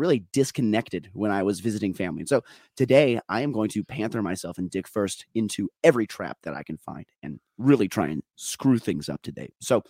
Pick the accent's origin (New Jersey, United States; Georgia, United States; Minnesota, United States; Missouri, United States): Minnesota, United States; Well, I wouldn't. I'm too Minnesotan to call out all my assistant coaches during a fucking meeting.